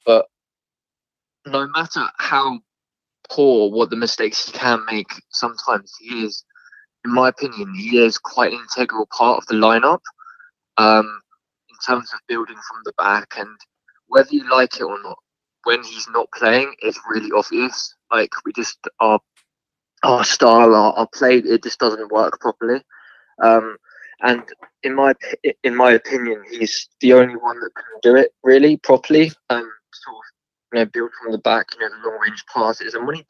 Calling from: South East England, United Kingdom; I'm from Surrey.

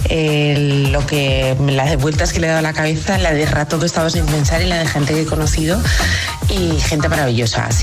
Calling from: Zaragoza, Aragon, Spain; de Zaragoza.

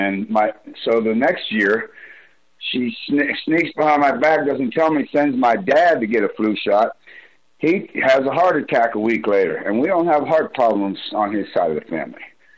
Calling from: Broomfield, Colorado, United States; from Broomfield.

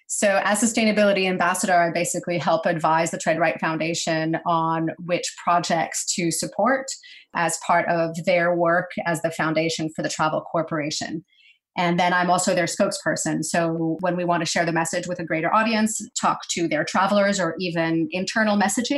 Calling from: New York, United States; I'm in New York, upstate.

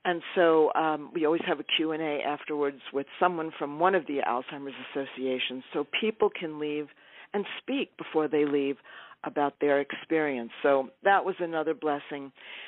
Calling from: Topanga, California, United States; I'm calling from Topanga, California.

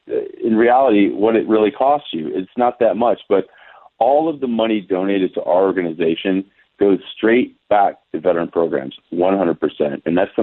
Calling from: Fairburn, Georgia, United States; I'm calling you from Georgia right now, 3 hours ahead of you guys in California.

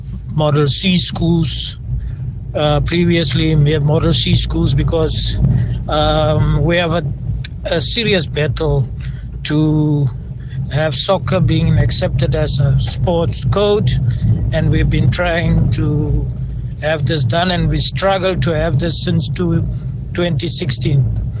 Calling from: Upington, Northern Cape, South Africa; Good evening, SAFM. … I'm calling here from Northern Cape, Upington.

